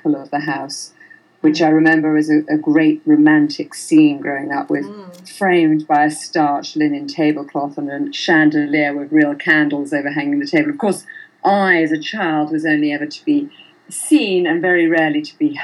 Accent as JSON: {"language": "English", "area": "countryside in Oxfordshire", "region": "South East England", "country": "United Kingdom", "tie": "born or raised there", "moved": "yes", "lives_now": "Bahamas", "said": "I was born and brought up in England under the imposing eye of David Hicks, who was my father"}